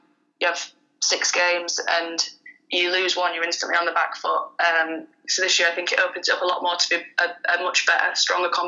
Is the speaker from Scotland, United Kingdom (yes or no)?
no; Sheffield, Yorkshire and the Humber, United Kingdom; moved away as an adult; now in Leeds, United Kingdom; I played all my junior stuff down in South Yorkshire, because I'm from Sheffield